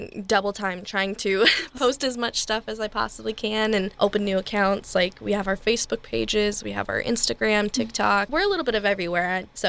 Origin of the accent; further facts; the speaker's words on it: St. Louis, Missouri, United States; I grew up in St. Louis